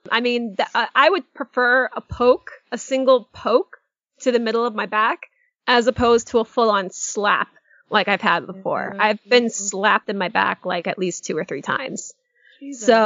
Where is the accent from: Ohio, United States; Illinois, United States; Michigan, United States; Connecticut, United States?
Connecticut, United States; moved away as an adult; also born or lived in Bangor, Maine; now in Orlando, United States; Yeah, Connecticut. I'm originally from New England, so oh. uh, Connecticut technically. Um, however, I did move from Maine because I was uh, I went to school in Maine in Bangor